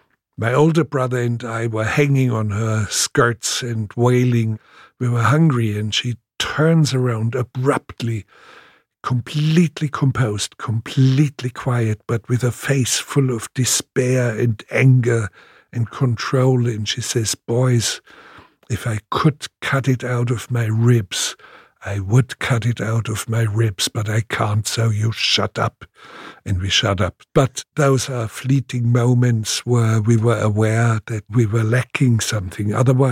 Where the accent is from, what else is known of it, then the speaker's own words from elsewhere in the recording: Munich, Bavaria, Germany; born there; Well, actually, I was born in Munich, but I was only 2 weeks old when there was carpet bombardment on Munich.